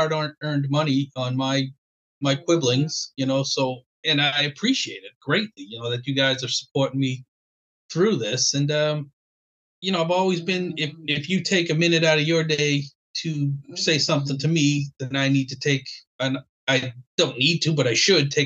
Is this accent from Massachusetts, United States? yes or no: yes; Boston, Massachusetts, United States; I grew up in Boston, you know that, blue collar family